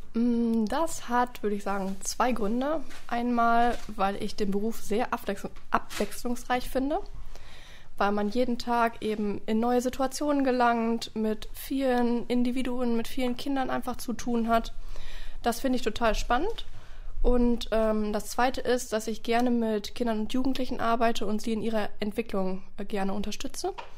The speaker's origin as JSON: {"language": "German", "town": "Oberhausen", "region": "North Rhine-Westphalia", "country": "Germany", "tie": "born or raised there", "said": "ich komme gebürtig aus Oberhausen"}